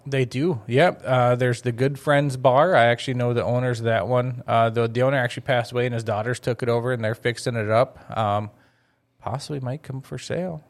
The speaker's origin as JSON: {"language": "English", "town": "Crookston", "region": "Minnesota", "country": "United States", "tie": "born or raised there", "moved": "as an adult", "said": "I was growing up in Crookston"}